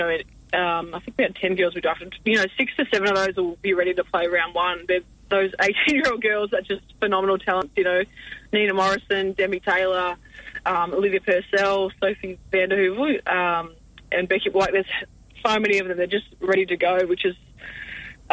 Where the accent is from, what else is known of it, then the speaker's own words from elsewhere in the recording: Australia; I'm more of a river girl growing up on the Murray